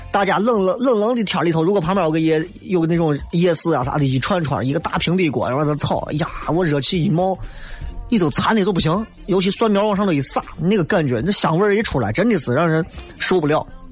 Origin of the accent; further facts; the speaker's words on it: Xi'an, Shaanxi, China; 作为一个西安人，作为一个陕西人